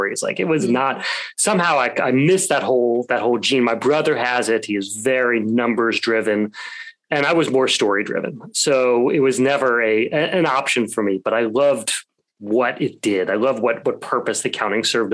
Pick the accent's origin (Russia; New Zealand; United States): United States; Kentucky; moved away as an adult; also born or lived in North Carolina; now in Brooklyn, New York, United States; I grew up, as you mentioned, I grew up in Kentucky